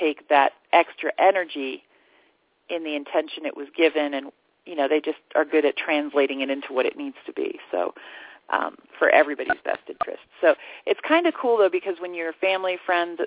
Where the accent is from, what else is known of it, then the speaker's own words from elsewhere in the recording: the Bible Belt, United States; now in Sedona, United States; I grew up in the Bible Belt